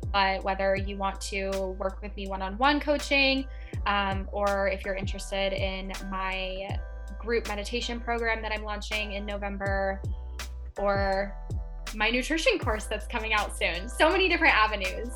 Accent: Seattle, Washington, United States; moved away as an adult; also born or lived in Palm Springs, California; I'm from Seattle

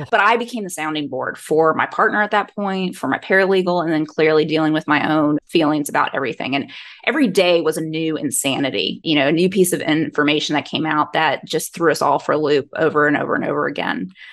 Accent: Georgia, United States; I'm born and raised in Georgia

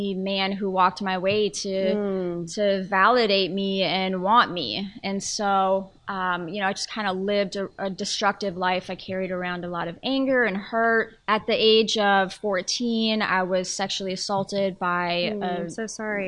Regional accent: Colorado, United States; in Colorado, in my home state

